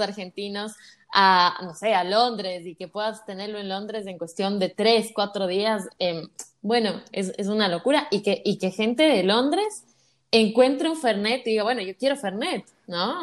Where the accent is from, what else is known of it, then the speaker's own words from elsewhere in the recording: Ecuador; yo soy de Ecuador